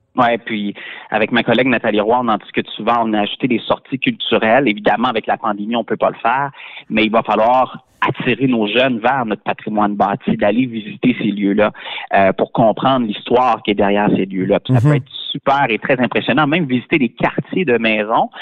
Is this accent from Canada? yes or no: yes; Beauce, Quebec, Canada; chez nous en Beauce